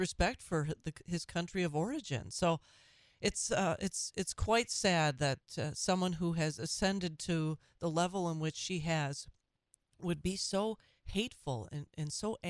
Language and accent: English; Minnesota, United States; my home state of Minnesota